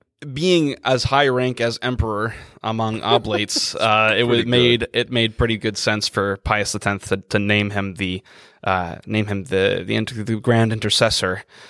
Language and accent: English; United States